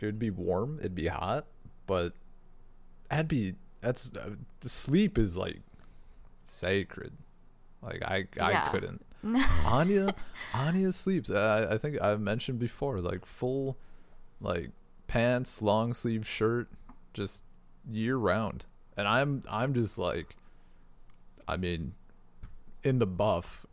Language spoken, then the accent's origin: English; United States; moved away; as a American used to comfortable indoor climates